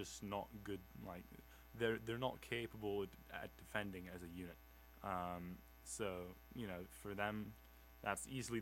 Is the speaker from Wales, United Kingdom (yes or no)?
no; London, United Kingdom; I am actually from London.